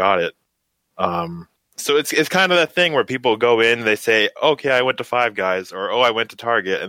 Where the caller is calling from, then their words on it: Edmonton, Alberta, Canada; I'm calling in from Edmonton, Canada.